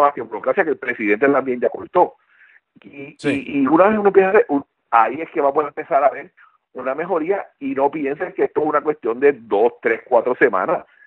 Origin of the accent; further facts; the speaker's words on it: Puerto Rico; now in United States; aunque aunque nosotros vivimos en Estados Unidos, pero contra, somos puertorriqueños y nos preocupamos porque tenemos familia allá.